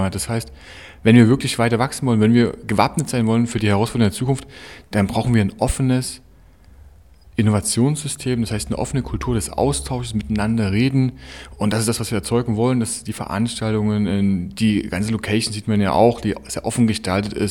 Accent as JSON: {"language": "German", "town": "Chemnitz", "region": "Saxony", "country": "Germany", "tie": "born or raised there", "said": "und dann bin ich mal in meine Heimat zurückgekommen nach Chemnitz und musste irgendwie merken, Mensch, verdammt, das, was ich woanders sehe, das fehlt mir hier ein bisschen."}